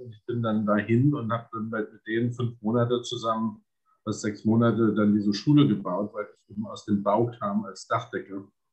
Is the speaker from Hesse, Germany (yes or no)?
no; Berlin, Germany; also born or lived in Essen / Kronberg im Taunus; now in Vienna, Austria; Ich bin in Essen geboren, äh, aber da bin ich, bin ich wirklich nur im Kinderwagen spazieren gefahren und äh, dann über Kronberg und Taunus, ähm, dann mit ähm, mit acht Jahren in Berlin gelandet